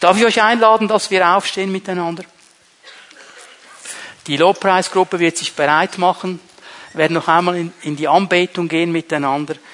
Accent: Switzerland; Du kannst sogar als Schweizer kannst du da auf Sozialamt gehen und die werden dir Studentengeld geben

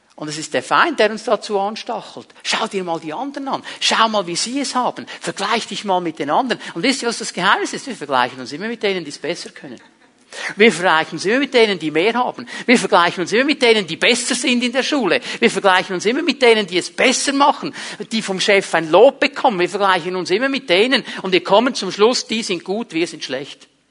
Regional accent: Switzerland; Ich habe mich abgelehnt gefühlt weil mein Vater Italiener war. In diesem kleinen Kuhdorf, wo ich aufgewachsen bin, da war man als Ausländer zum damaligen Zeitpunkt einfach nichts wert. Ich habe mir so gewünscht, ein Schweizer zu sein

